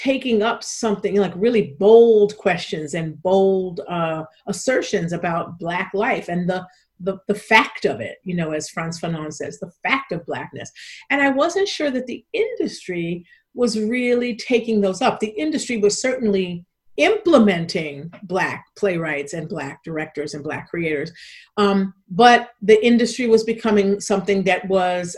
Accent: New York City, New York, United States; I grew up in New York City in the South Bronx and then the Lower East Side

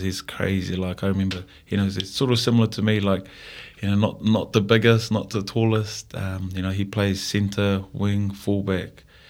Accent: Fiji; moved away as an adult; now in New Zealand; growing up in Fiji

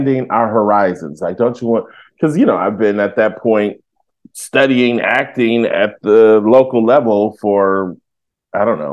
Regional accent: Denver, Colorado, United States; also born or lived in Detroit, Michigan; I was born in Detroit, but from fourth grade on, we moved to Denver.

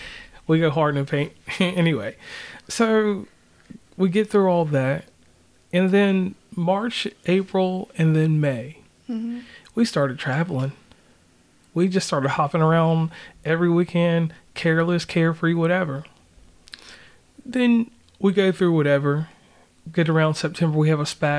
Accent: Tappahannock, Virginia, United States; also born or lived in Charleston; I'm from Virginia

